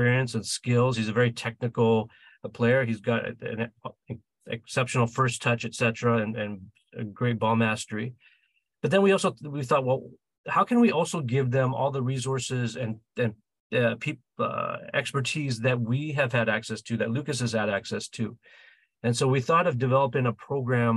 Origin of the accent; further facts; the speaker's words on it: Vancouver, British Columbia, Canada; we're from Vancouver, Canada.